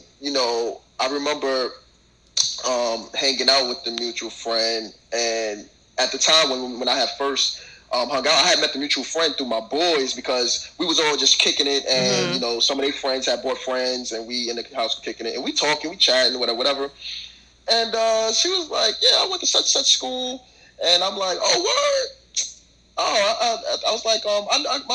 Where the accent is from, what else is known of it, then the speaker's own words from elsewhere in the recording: North Carolina, United States; now in New York, United States; I was raised in North Carolina, I moved back up here to New York or whatever in 2005